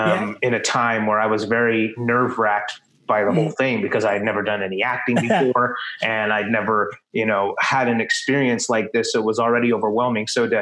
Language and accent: English; Texas, United States; moved away as an adult; I'm from Texas.